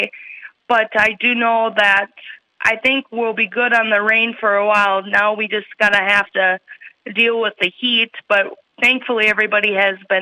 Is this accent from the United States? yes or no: yes; Chatfield, Minnesota, United States; also born or lived in Austin, Minnesota; I grew up in Chatfield all my life